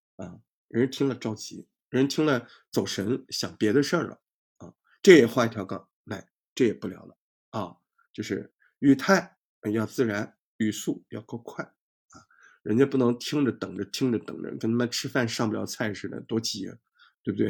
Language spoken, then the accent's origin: Chinese; Hangzhou, Zhejiang, China; 拿我们杭州话叫杨二广儿的